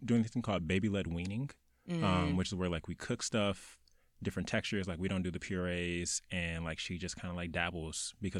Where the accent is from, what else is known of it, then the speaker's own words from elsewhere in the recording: Milwaukee, Wisconsin, United States; My hometown was the complete opposite. Really? And so Milwaukee is actually the, it goes back and forth as the first or second most segregated city in America.